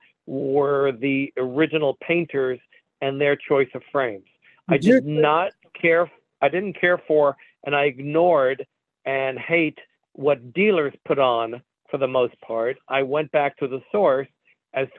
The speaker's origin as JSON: {"language": "English", "region": "New York", "country": "United States", "tie": "born or raised there", "also_born_or_lived": "Israel", "said": "I was born in Israel, moved with my family to New York at the age of 6"}